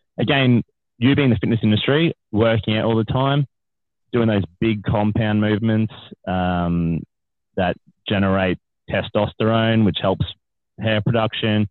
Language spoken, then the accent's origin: English; Australia; as an Australian men